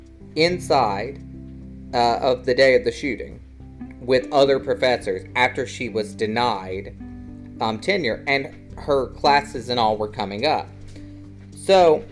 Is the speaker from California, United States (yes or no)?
no; Alabama, United States; also born or lived in South Carolina; I'm from Alabama. I've lived here my whole life, except for going off to college in South Carolina